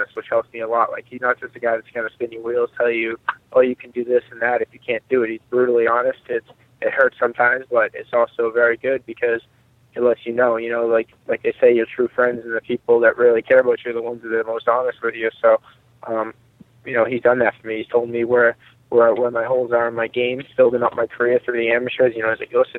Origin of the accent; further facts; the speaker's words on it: Boston, Massachusetts, United States; my hometown